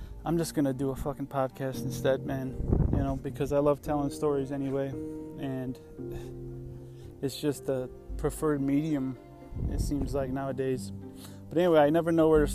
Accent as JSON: {"language": "English", "town": "Johnson City", "region": "New York", "country": "United States", "tie": "born or raised there", "said": "I grew up in Johnson City, New York, right next to Binghamton, New York, upstate"}